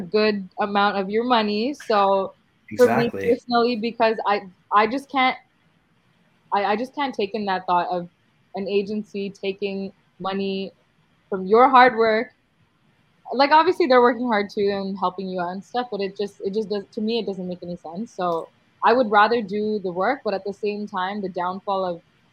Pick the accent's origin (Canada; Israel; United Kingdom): Canada; I was actually born here in Canada